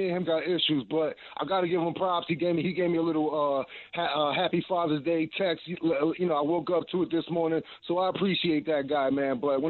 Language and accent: English; New York City, New York, United States; We grew up in Brooklyn.